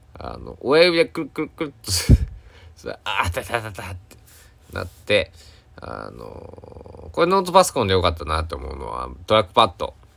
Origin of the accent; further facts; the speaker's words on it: Kochi, Japan; 高知県佐久市、僕の地元